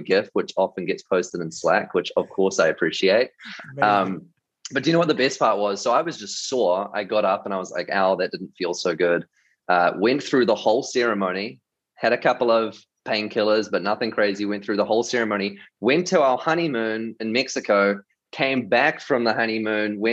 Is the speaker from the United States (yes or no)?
no; New Zealand; moved away; grew up in New Zealand, and I was in youth leadership for about 8 years.